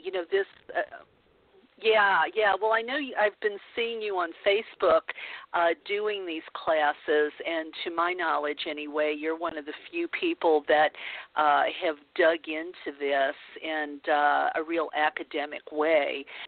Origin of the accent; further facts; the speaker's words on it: the Bible Belt, United States; growing up in the Bible Belt